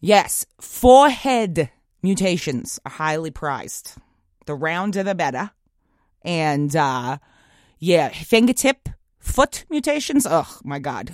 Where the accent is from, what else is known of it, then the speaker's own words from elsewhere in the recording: Long Island, New York, United States; I grew up in Long Island.